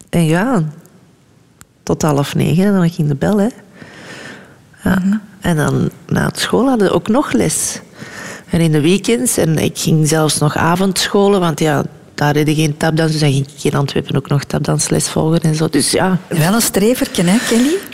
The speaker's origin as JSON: {"language": "Dutch", "country": "Germany", "said": "ik kwam van Duitsland en ik, had, ik deed niet anders daar dan na school dansen, dansen, dansen, dansen."}